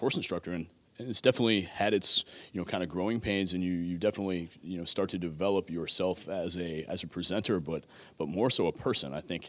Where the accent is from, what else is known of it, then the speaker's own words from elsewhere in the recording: Buffalo, New York, United States; So I grew up in Buffalo, New York.